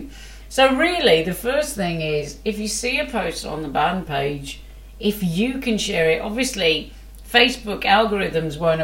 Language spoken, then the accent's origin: English; Wolverhampton, West Midlands, United Kingdom; I'm from Wolverhampton